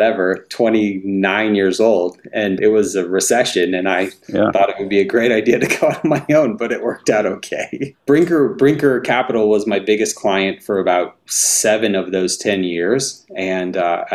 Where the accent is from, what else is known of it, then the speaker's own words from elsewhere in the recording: North Alabama, United States; I grew up in North Alabama